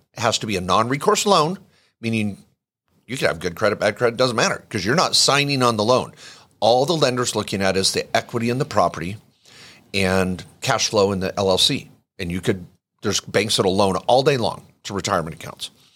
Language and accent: English; Washington, United States; I grew up in the Northwest